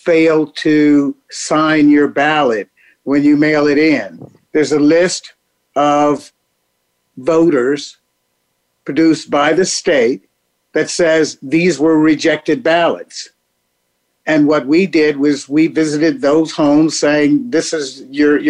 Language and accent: English; Houston, Texas, United States; moved away as an adult; also born or lived in Dallas, Texas / London; now in Washington, D.C., United States; Born and raised in Houston, Texas, migrated to Dallas as a teenager, finished school in Dallas, finished high school in Dallas, went back to Houston for undergrad and for law school.